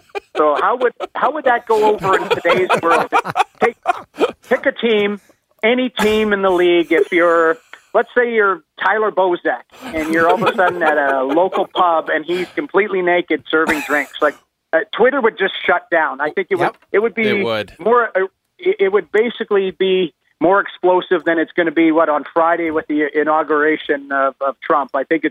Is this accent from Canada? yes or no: yes; Edmonton, Alberta, Canada; Well, I grew up in Edmonton.